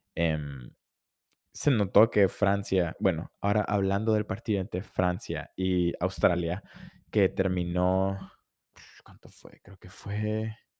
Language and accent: Spanish; Honduras; soy de Honduras